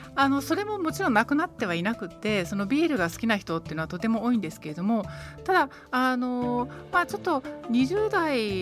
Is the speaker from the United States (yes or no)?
no; Germany; moved away; ドイツドイツ出身なので